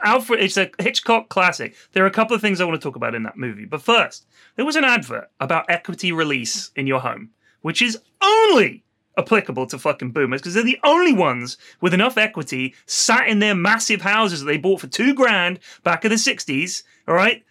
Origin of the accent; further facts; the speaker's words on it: Bournemouth, South West England, United Kingdom; I grew up in Bournemouth, and the beach there is lovely